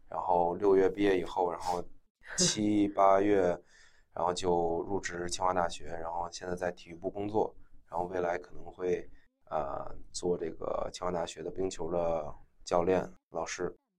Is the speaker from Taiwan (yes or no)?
no; China; moved away as an adult; also born or lived in Beijing, China / Maine, United States; 因为我一直从小嗯。在国内上学，一直到高中 ，呃，读完国际部嗯。在北京，然后之后才出国嗯读的本科嘛